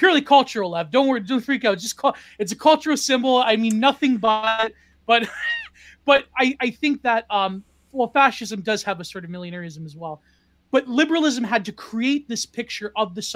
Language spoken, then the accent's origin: English; Canada; I come from Canada and I come from a non-place